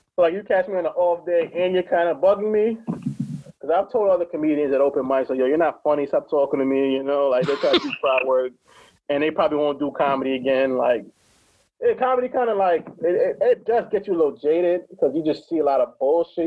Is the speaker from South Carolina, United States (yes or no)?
no; Hartford, Connecticut, United States; I'm from Hartford